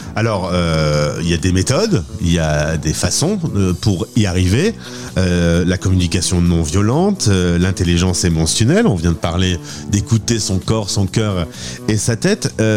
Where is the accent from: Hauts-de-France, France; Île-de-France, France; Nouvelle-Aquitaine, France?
Hauts-de-France, France; Lille; Lille, c'est un petit peu quand même ma ville natale